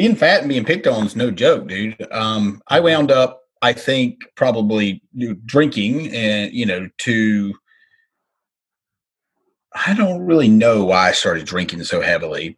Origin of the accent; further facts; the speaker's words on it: North Carolina, United States; moved away; also born or lived in Charlotte, North Carolina / Las Vegas; I'm from Mayberry. So literally from a little bitty itty bitty town, like that was on like the Andy Griffith Show. That's where I grew up